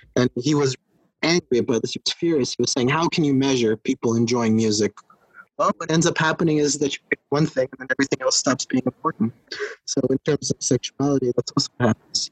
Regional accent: Netherlands; also born or lived in Los Angeles, California; now in Berlin, Germany; I was born in the Netherlands

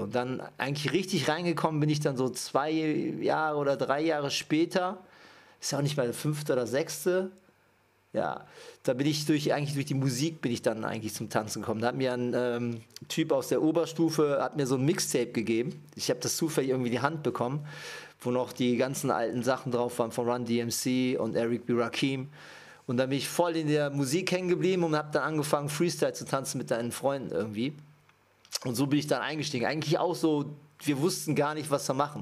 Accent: Düsseldorf, North Rhine-Westphalia, Germany; also born or lived in Japan; ich komme aus Düsseldorf. Gebürtig bin ich aus äh, Japan

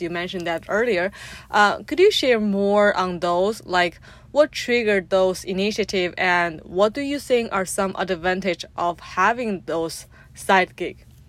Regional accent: China; growing up in China as a in a traditional family home

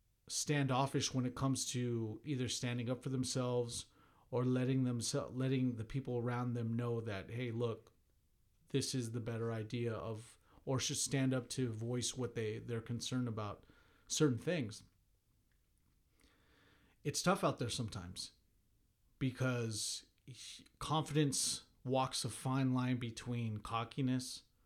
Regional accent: Missouri, United States; but hey, I'm from Missouri. I'm from the show me state.

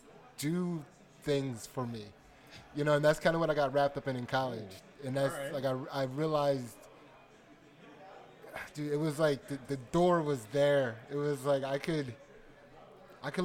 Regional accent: Pottstown, Pennsylvania, United States; I grew up in Pottstown, Pennsylvania.

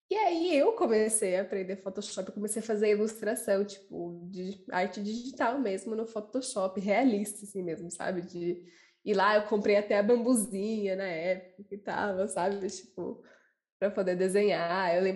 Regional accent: São Paulo, Brazil; sempre morei nessa região também, aqui no Jabaquara.

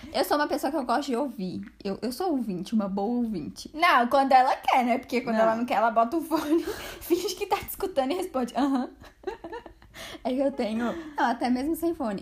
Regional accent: Brasília, Federal District, Brazil; a gente é de Brasília

